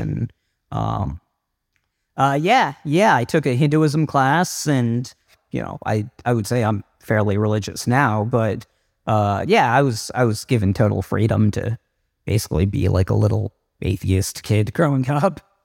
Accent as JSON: {"language": "English", "region": "Southern Virginia", "country": "United States", "tie": "born or raised there", "said": "I grew up in Southern Virginia"}